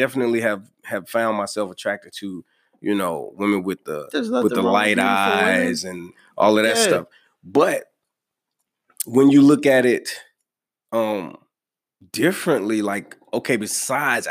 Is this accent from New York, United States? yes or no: no; North Carolina, United States; I was from North Carolina